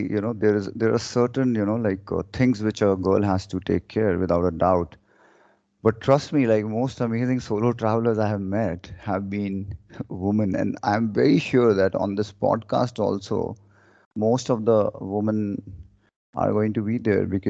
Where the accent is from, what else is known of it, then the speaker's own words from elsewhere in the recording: India; I'm born and brought up in India